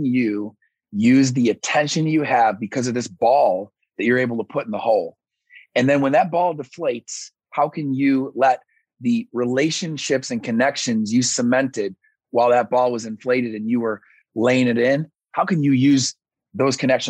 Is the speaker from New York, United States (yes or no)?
yes; Syracuse, New York, United States; moved away; also born or lived in Alabama; I'm from Syracuse, New York, and I ended up down in Alabama